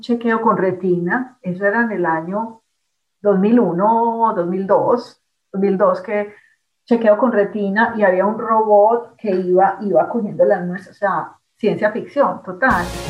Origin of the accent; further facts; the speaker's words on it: Colombia; moved away as an adult; also born or lived in France / Leuven, Belgium; now in Canada; yo salí de Colombia en el año básicamente 93, porque yo, claro, hice, terminé medicina, me gradué, hice el rural